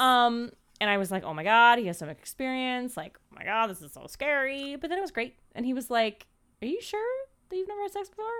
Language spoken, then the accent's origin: English; Maryland, United States; I grew up in Maryland in this super, super small town